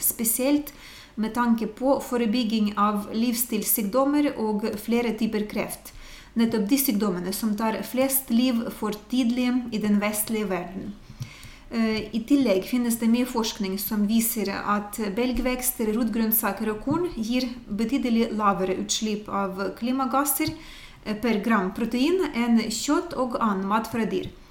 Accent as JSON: {"language": "Norwegian", "country": "Ukraine", "moved": "yes", "lives_now": "Norway", "said": "jeg kommer fra Ukraina, det er eh, Øst-Europa"}